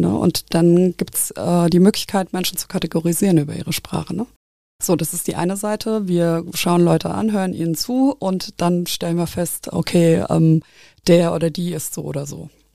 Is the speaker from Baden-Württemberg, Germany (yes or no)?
no; Nahe valley, Rhineland-Palatinate, Germany; now in Koblenz, Germany; ich bin auch dialektal aufgewachsen, äh, gar nicht so weit weg. Ich komme aus dem Nahetal